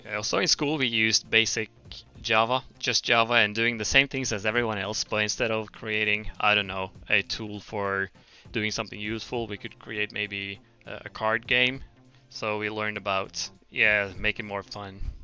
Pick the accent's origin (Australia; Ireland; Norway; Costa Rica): Norway; moved away as an adult; now in Fukuoka, Japan; we went back to Norway actually with with my current wife.